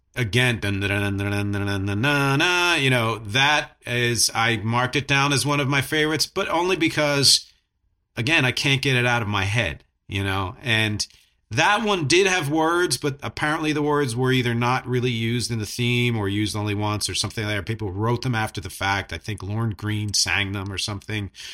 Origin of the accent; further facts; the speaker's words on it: Philadelphia, Pennsylvania, United States; I'm from Philadelphia